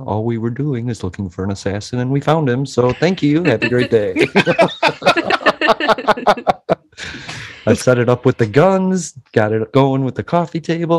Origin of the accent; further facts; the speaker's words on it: Chicago, Illinois, United States; And I'm from Chicago